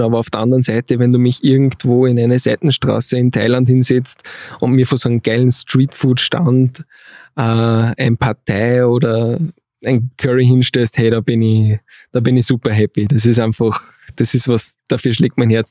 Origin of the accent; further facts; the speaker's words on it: Steyr, Upper Austria, Austria; moved away as an adult; also born or lived in Vienna; alle meine Freunde aus Steyr